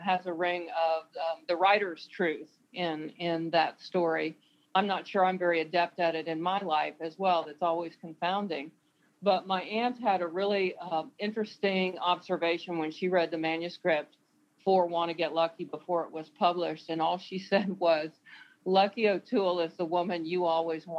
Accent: the South, United States; I grew up in the South where my opportunities were different from the boys that were my age

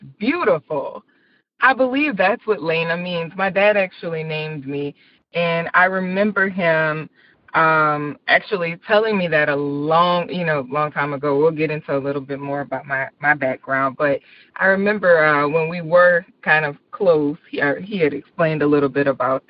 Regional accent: Marrero, Louisiana, United States; also born or lived in Belle Rose, Louisiana; That's where I'm from. I'm from Marrero, Louisiana, which is about 10 minutes outside of New Orleans.

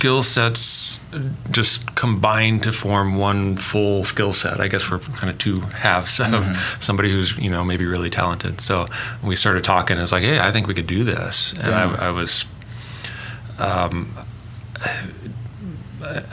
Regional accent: Edmond, Oklahoma, United States; also born or lived in Fayetteville, Arkansas; I was born in Oklahoma, lived here for 18 years, mm-hmm. Went to Edmond Memorial High School and graduated there.

